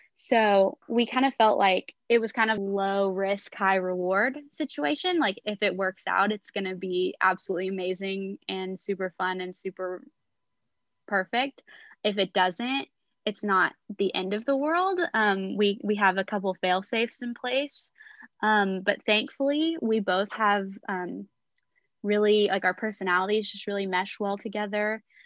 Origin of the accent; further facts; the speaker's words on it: Texas, United States; moved away as an adult; also born or lived in Oklahoma; now in Gainesville, United States; I was originally from Texas